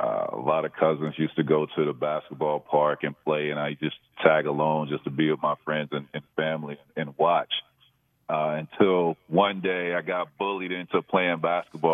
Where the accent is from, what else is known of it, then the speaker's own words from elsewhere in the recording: Auburndale, Florida, United States; I grew up in Central Florida, which is dead center in between Orlando and Tampa. It's called Arbondale, Florida